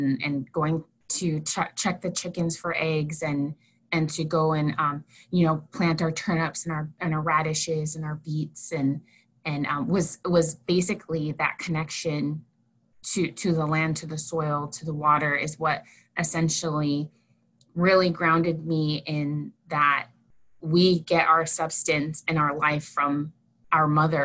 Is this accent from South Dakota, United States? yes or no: yes; North Central South Dakota, United States; I grew up in North Central South Dakota, and I was raised by my grandparents.